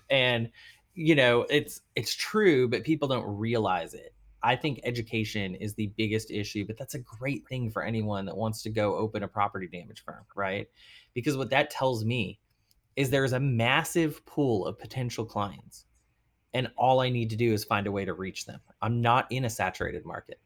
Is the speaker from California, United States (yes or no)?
no; Arlington, Texas, United States; also born or lived in Boston / New York; now in New Orleans, United States; so I'm a Texas boy. I'm from Arlington, Texas